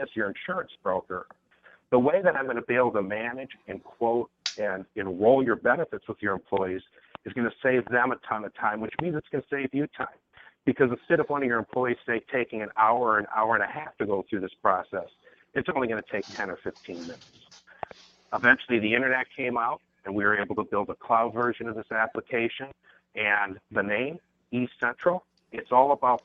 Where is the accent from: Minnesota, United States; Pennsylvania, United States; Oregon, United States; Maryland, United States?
Minnesota, United States; now in San Francisco, United States; I'm from Minnesota originally, and now I'm in San Francisco